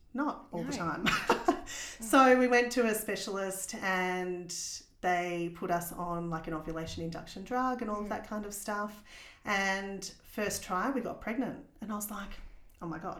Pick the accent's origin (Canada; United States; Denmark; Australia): Australia; Warrnambool, Victoria; moved away as an adult; also born or lived in Lorne; now in Geelong, Australia; I grew up in Warrnambool